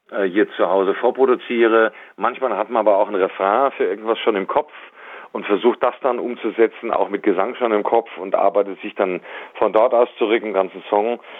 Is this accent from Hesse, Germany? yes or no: yes; Darmstadt, Hesse, Germany; Ich bin ja in Darmstadt zur Schule gegangen, habe da mein Abitur gemacht. Deswegen ist Darmstadt für mich schon was Besonderes